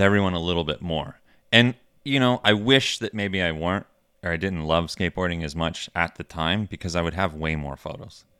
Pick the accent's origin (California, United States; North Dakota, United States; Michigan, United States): Michigan, United States; moved away as an adult; also born or lived in Steubenville, Ohio / Richmond; growing up in Michigan